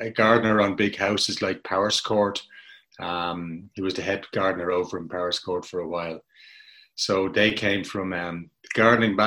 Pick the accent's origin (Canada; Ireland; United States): Ireland; Dublin, Leinster; I grew up in Donnybrook in Dublin